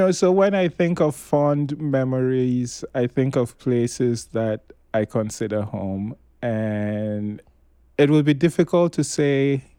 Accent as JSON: {"language": "English", "town": "Tamale", "region": "Northern Region", "country": "Ghana", "tie": "born or raised there", "also_born_or_lived": "Kano, Nigeria", "said": "So growing up in Tamale, I was an outsider because, my family is not Dagomba, and we didn't speak Dagbani. Then when we went to Kano, again, you're an outsider because you're not Nigerian, you don't speak Hausa, you're not Muslim."}